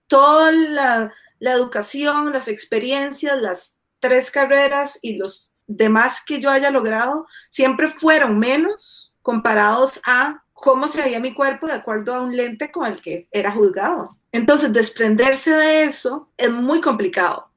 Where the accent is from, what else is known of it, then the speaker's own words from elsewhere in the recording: Guadalupe, San José, Costa Rica; moved away as an adult; now in Colorado, United States; yo nací, crecí en Guadalupe viví eh, ahí durante casi toda mi vida